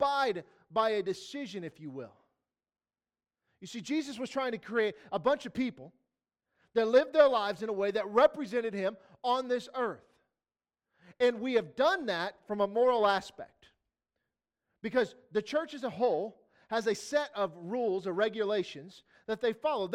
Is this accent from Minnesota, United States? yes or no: no; Detroit, Michigan, United States; moved away; I'm originally from Detroit